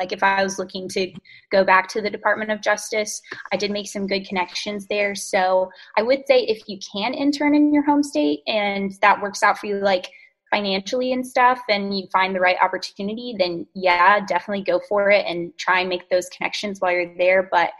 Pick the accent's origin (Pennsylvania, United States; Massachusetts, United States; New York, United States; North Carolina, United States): North Carolina, United States; I'm from North Carolina, was here my whole life, and then really wanted to be in DC for law school, which was awesome.